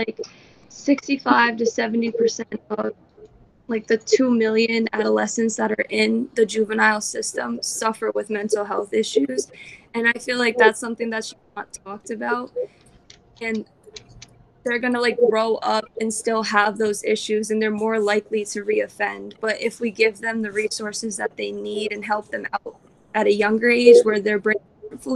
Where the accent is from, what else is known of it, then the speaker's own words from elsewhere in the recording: Attleboro, Massachusetts, United States; I grew up in Attleboro